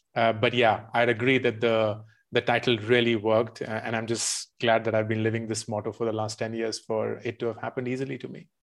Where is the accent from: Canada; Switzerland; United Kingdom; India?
India; also born or lived in Michigan, United States; I grew up mostly in India, except for a couple of years when I was in the U S.